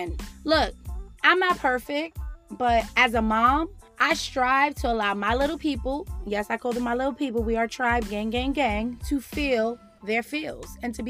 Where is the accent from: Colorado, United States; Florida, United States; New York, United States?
New York, United States; New York City; me growing up in the Bronx